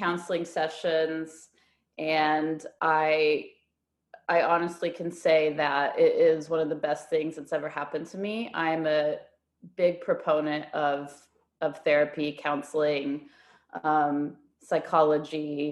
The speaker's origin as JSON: {"language": "English", "country": "United States", "also_born_or_lived": "Shanghai, China", "moved": "as an adult", "lives_now": "Melbourne, Australia", "said": "I am an American. A lot of people mistake me for a Canadian, but I am an American."}